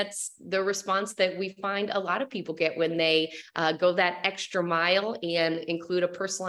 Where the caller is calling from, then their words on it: Costa Rica; I'm calling from Costa Rica, so I am joining you in the beautiful weather downhill here in Central America.